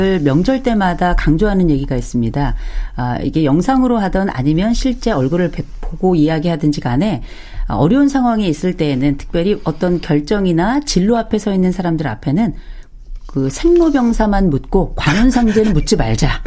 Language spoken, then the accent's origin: Korean; Gangwon, South Korea; 강원도 출신